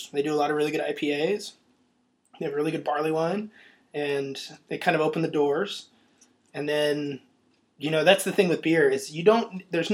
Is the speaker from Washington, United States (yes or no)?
yes; Olympia, Washington, United States; I grew up in Olympia